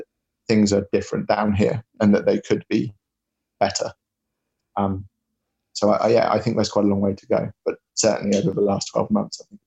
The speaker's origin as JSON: {"language": "English", "town": "Plymouth", "region": "South West England", "country": "United Kingdom", "said": "I'm from Plymouth"}